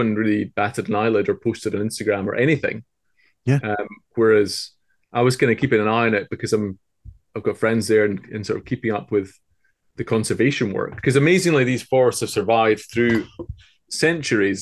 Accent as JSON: {"language": "English", "country": "United Kingdom", "said": "in Britain, you think, oh, we're British"}